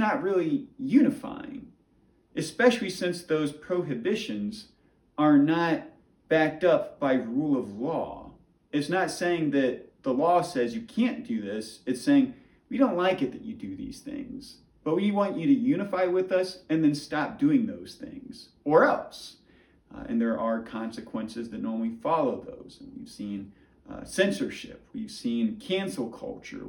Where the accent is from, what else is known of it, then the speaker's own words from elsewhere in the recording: United States; as American people